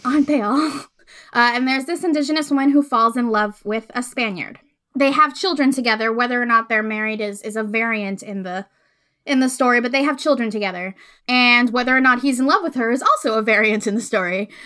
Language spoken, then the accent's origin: English; Puerto Rico; moved away as an adult; so I grew up in Puerto Rico. Uh, I was born there. I lived there for eighteen years.